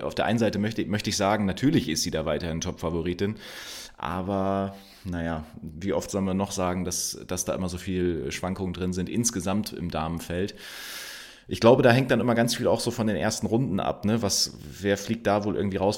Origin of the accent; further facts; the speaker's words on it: Germany; Wir, wir sind hier groß geworden in Deutschland